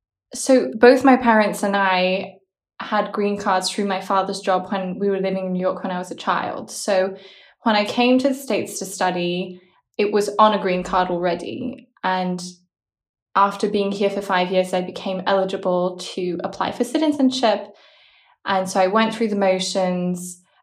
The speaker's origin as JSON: {"language": "English", "region": "Brussels", "country": "Belgium", "also_born_or_lived": "Australia", "said": "it's that I'm from Belgium. And the long answer is that my father is Australian, my mother's Korean. I was born in Australia."}